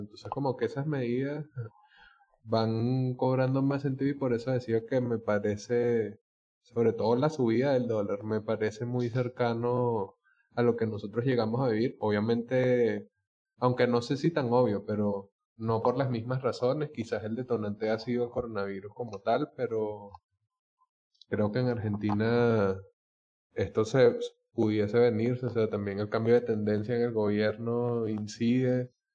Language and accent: Spanish; Venezuela; nosotros como somos venezolanos